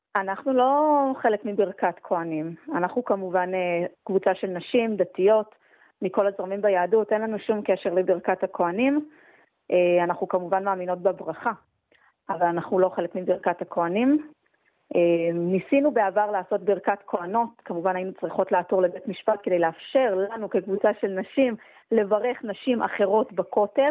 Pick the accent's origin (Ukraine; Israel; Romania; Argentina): Israel; Jerusalem, Jerusalem District; בתור ירושלמית